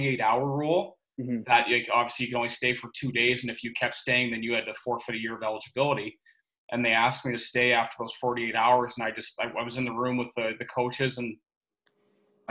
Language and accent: English; Lindsay, Ontario, Canada; moved away as an adult; also born or lived in Michigan / Toledo, Ohio / Florida; I'm originally from Lindsay, Ontario, and grew up there my whole life